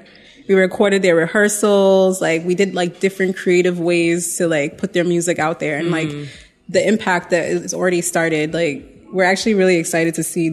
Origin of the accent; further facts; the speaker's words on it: United States; now in Ghana; I am Ghanaian American. I think that's the best way that I like to put it to people. I live in Ghana now.